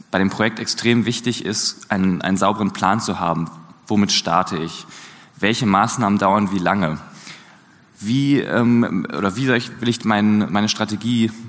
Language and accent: German; Hamburg, Germany; Und ich komme genauso wie Ronny aus Hamburg.